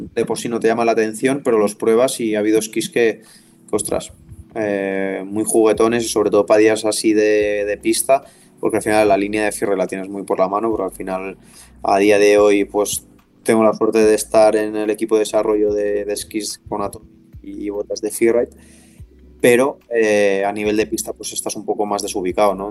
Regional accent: Les, Catalonia, Spain; en Viella o en Les, que es mi pueblo

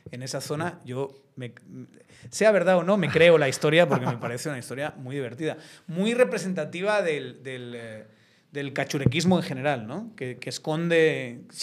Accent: Zamora, Castile and León, Spain; now in Guatemala; yo soy de Zamora

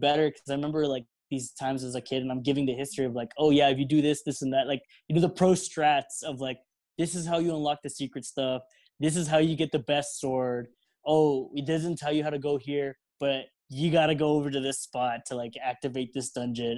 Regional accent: El Paso, Texas, United States; we're all here from El Paso. All we know is Mexican life

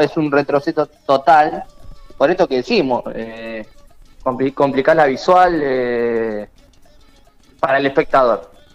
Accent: Argentina

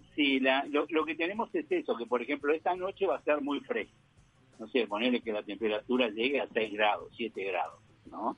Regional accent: Montevideo, Uruguay; moved away as an adult; now in Neuquén, Argentina; Soy uruguayo, viví en, Carrasco, en Montevideo, hasta los 20, 21 años cuando vine aquí a la Argentina

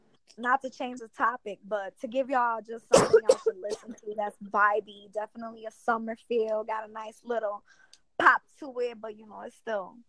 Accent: Chicago, Illinois, United States; I'm also from Chicago, 606.

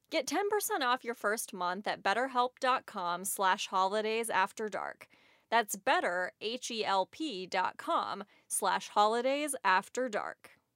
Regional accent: St. Louis, Missouri, United States; moved away as an adult; also born or lived in Los Angeles; I moved away from my hometown of Saint Louis, where all my friends and family are, to Los Angeles

